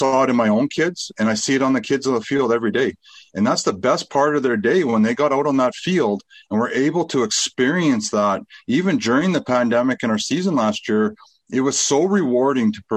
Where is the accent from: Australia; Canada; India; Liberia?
Canada; Fort Saskatchewan, Alberta; I was born and raised in Fort Saskatchewan